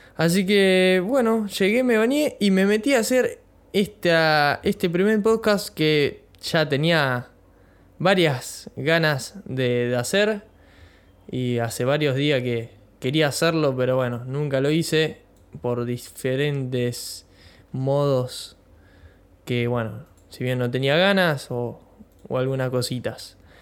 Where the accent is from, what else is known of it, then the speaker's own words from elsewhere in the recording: Bahía Blanca, Buenos Aires Province, Argentina; soy de Bahía Blanca, provincia de Buenos Aires